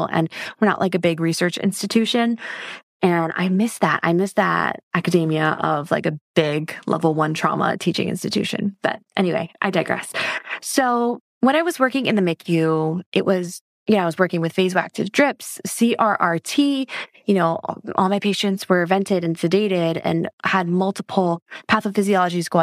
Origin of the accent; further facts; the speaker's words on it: Hawaii, United States; moved away as an adult; Born and raised in Hawaii, and that's where I live now.